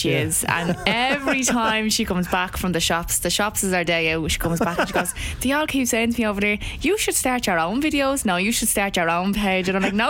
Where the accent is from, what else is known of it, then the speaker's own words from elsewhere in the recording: Dublin, Leinster, Ireland; it's my hometown, it's Dublin.